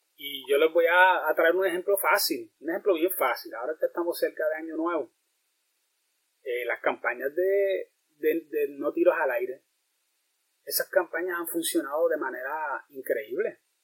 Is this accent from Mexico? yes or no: no; Puerto Rico; como boricua